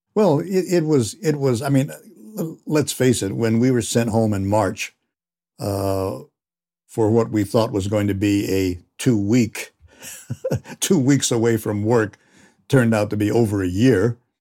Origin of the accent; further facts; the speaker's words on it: Santa Barbara, California, United States; growing up in Santa Barbara